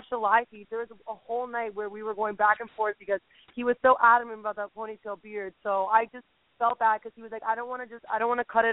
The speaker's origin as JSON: {"language": "English", "town": "Miami", "region": "Florida", "country": "United States", "said": "we're from Miami"}